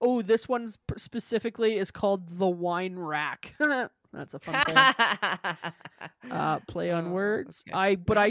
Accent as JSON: {"language": "English", "country": "Canada", "said": "I go, we're from Canada."}